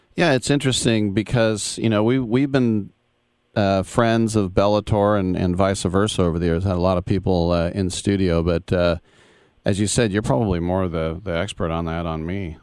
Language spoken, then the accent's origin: English; Richmond, California, United States; also born or lived in Oakland, California; My mom's from Richmond. I'm from Richmond. Uh, pretty much East Bay all the way.